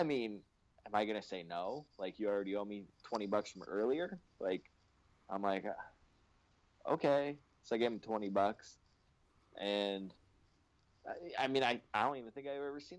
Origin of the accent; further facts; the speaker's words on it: Canada; I'm Canadian